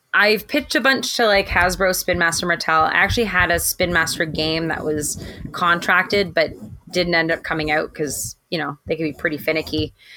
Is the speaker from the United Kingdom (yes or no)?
no; Toronto, Ontario, Canada; I'm from Toronto